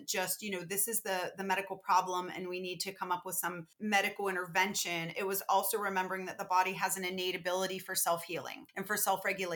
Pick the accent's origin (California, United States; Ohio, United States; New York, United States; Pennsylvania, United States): Pennsylvania, United States; Pittsburgh; Being from Pittsburgh